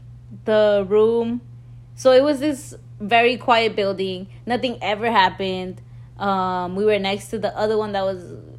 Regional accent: Southern California, United States; we are from SoCal.

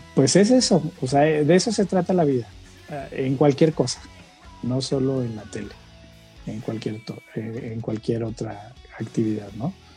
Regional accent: Guadalajara, Jalisco, Mexico; moved away as an adult; now in San Luis Potosí, Mexico; soy originario de Guadalajara, y me mudé a San Luis Potosí para unirme al proyecto de Mexicanal

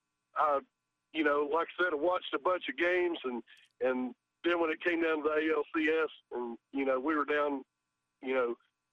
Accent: North Carolina, United States; No, I was born and raised here in North Carolina.

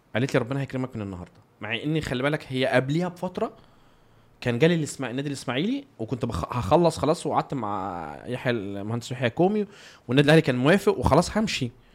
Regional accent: Egypt; إحنا في كمصريين

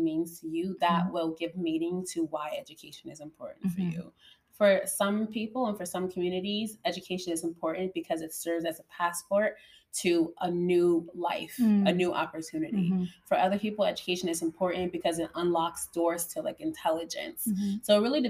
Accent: Benin; I am a teacher, an educator, more specifically. I'm from Benin.

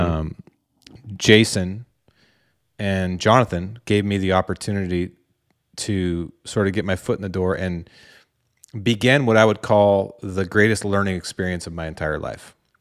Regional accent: Dallas, Oregon, United States; I'm just a, a hunter from Dallas, Oregon

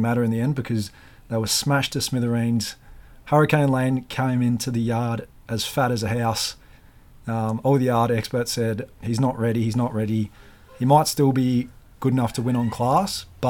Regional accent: Australia; as an Australian

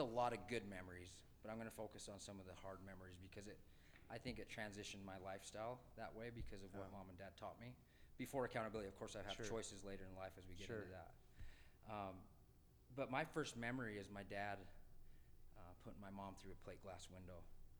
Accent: Tooele, Utah, United States; also born or lived in Salt Lake City, Utah; I grew up in a small town called Tooele.

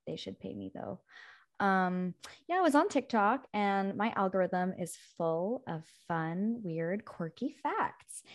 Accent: Montauk, New York, United States; I grew up in Montauk, and there is this place called Campiro

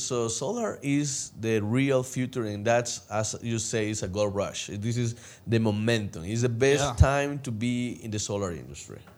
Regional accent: El Salvador; moved away; I came from El Salvador

